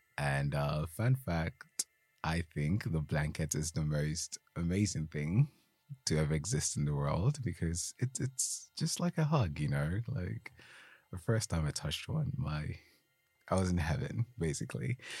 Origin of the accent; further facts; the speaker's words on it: Ghana; first language Twi; English is a second language; now in United Kingdom; growing up in Ghana, we learned English in school